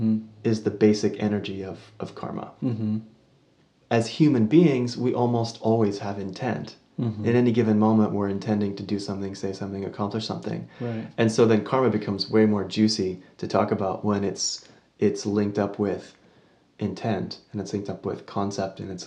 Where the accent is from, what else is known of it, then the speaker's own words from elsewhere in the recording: United States; I was born in America